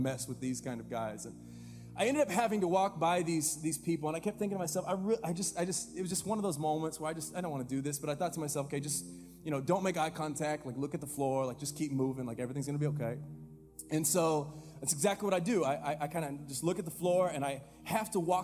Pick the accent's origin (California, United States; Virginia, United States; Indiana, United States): California, United States; Fresno; I grew up here in Fresno